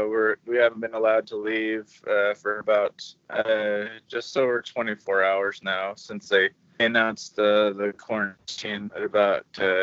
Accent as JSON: {"language": "English", "region": "Oregon", "country": "United States", "said": "42, and I'm from Oregon, USA."}